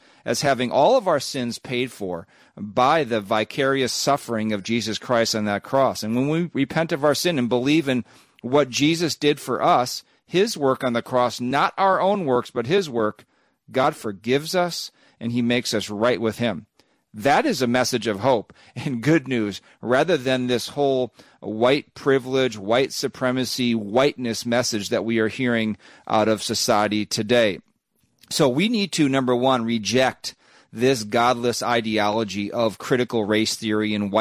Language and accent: English; Minnesota, United States; I'm a American. I'm a Minnesotan